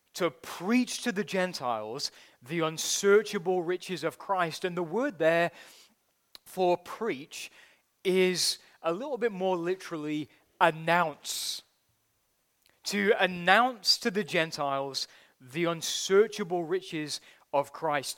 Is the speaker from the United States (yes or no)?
no; United Kingdom; as a Brit